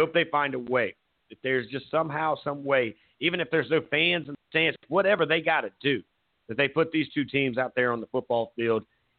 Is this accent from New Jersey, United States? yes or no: no; Myrtle Beach, South Carolina, United States; I grew up in Myrtle Beach